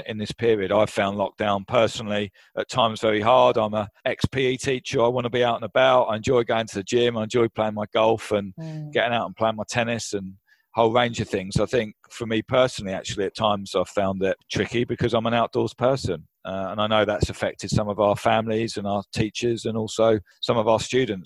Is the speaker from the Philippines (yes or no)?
no; Brighton, South East England, United Kingdom; moved away as an adult; now in Kuala Lumpur, Malaysia; I was originally from Brighton in the UK